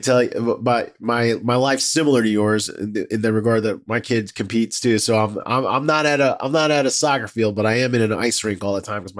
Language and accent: English; Fairfax County, Virginia, United States; I'm from cool. The D.C. area. I'm from Fairfax County.